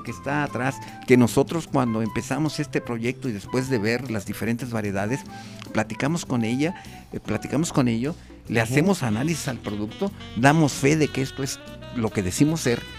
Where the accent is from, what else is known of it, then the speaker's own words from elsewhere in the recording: Mexico; yo también